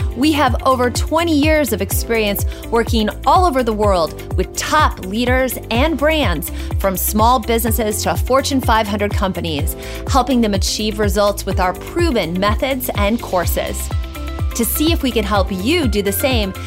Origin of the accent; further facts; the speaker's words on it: Iowa, United States; moved away; When I was fifteen, I got my first job, which was working at a greenhouse in my home state of Iowa. I worked there on and off throughout high school